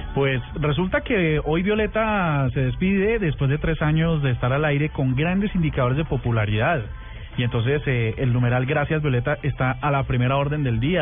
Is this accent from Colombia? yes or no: yes; Colombia; nosotros como colombianos